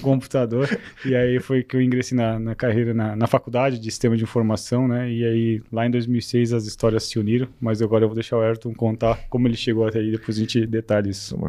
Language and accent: Portuguese; Rio do Sul, Santa Catarina, Brazil; moved away as an adult; also born or lived in São Paulo; eu sou aqui de Rio do Sul, sou natural de Rio do Sul é, e passei boa parte da minha vida aqui